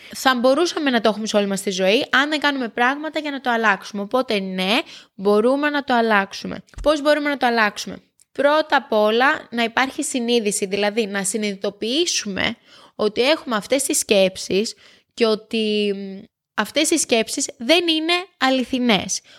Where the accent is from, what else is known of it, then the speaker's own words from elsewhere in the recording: Kefalos, South Aegean, Greece; moved away; Το χωριό μου είναι Κέφαλο, στο νησί